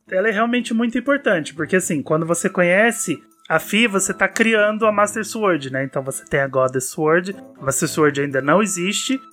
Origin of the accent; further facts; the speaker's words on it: Minas Gerais, Brazil; eu sou mineiro, eu chamo todo mundo de Fi